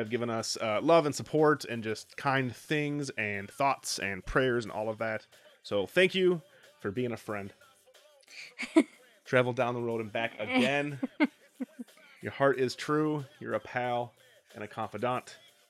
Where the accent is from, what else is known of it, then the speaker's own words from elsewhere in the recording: Wisconsin, United States; Asked the guy behind the counter, hey man, I'm from Wisconsin.